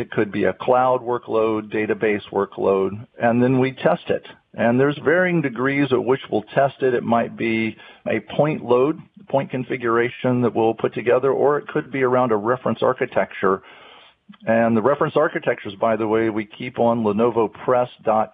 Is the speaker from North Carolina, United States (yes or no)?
yes; North Carolina, United States; I'm a native of North Carolina, born and raised in North Carolina